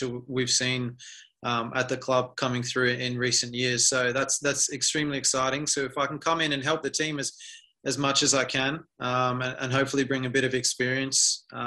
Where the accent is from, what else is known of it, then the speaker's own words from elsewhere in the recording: Adelaide, South Australia, Australia; I'm from Adelaide, so first and foremost, I'm a United supporter